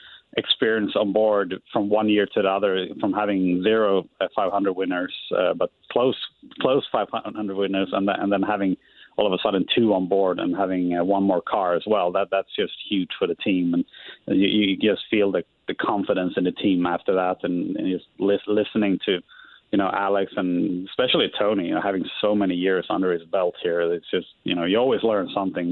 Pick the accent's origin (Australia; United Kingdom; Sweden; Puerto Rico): Sweden; now in Indianapolis, United States; there's a lot of lakes where I grew up in Sweden.